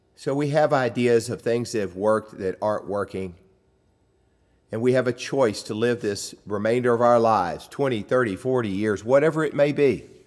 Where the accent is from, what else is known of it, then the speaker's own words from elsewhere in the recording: United States; growing up in America